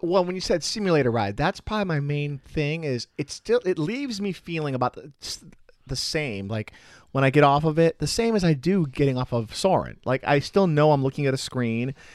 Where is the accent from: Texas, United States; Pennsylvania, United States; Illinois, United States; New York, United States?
Illinois, United States; Chicago; now in Florida, United States; I'm from Chicago